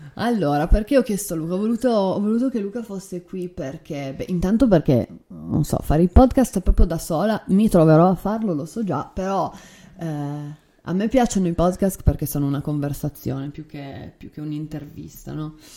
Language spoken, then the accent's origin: Italian; Turin, Piedmont, Italy; io sono nata e cresciuta a Torino nell'anno 1986